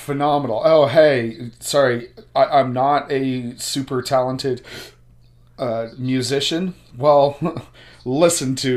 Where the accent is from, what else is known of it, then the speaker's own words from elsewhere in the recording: Canada; we're Canadian